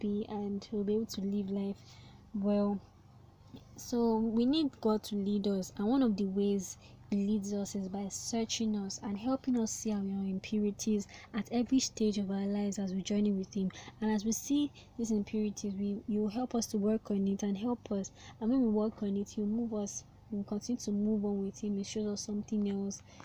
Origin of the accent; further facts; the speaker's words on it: Nigeria; I'm a Nigerian, so in case you're American and you're listening to this, I'm in Nigeria, and in a Nigerian system we call it secondary school